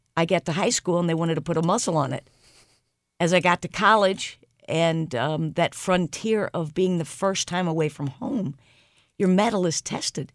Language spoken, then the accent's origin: English; St. Louis, Missouri, United States; I grew up in Saint Louis